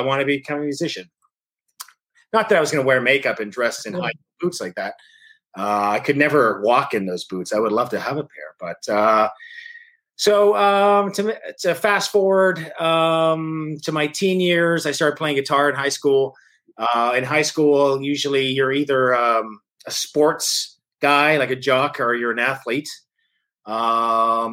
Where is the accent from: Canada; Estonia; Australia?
Canada; Thunder Bay, Ontario; also born or lived in London, Ontario; my hometown of Thunder Bay